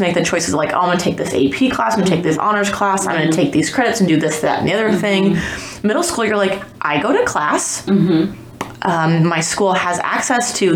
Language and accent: English; Appleton, Wisconsin, United States; I grew up in Appleton, Wisconsin